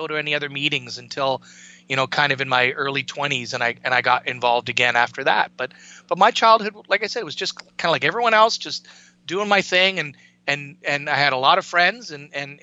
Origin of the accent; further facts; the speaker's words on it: Canada; I grew up in Canada. I was born in the mid 60s. Grew up in the 70s